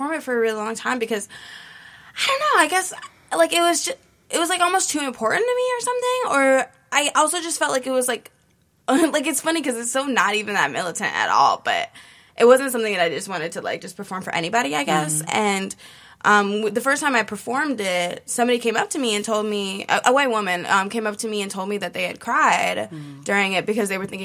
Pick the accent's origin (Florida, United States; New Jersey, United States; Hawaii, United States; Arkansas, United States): Hawaii, United States; growing up in Hawaii